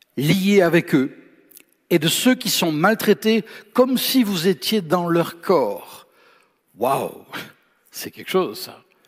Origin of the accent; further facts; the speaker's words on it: France; je suis français